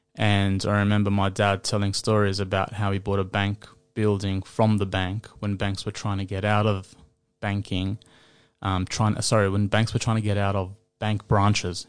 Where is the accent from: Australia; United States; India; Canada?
Australia; Sydney, New South Wales; I grew up in Western Sydney.